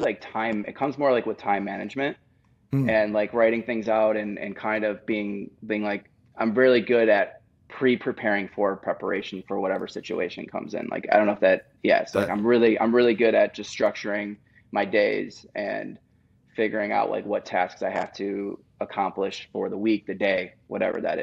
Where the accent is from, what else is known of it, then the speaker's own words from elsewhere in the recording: Buffalo, New York, United States; moved away as an adult; also born or lived in Nashville; now in Los Angeles, United States; I grew up in Buffalo, New York